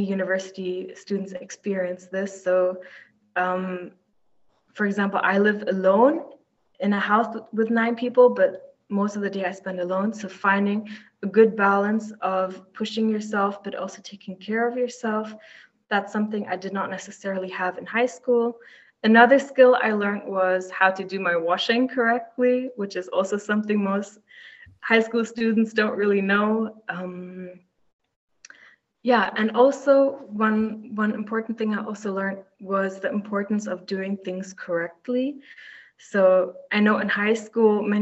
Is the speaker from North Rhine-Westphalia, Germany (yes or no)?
yes; Düsseldorf, North Rhine-Westphalia, Germany; moved away as an adult; now in Maastricht, Netherlands; I'm from Germany, from Düsseldorf, which is pretty close to Maastricht.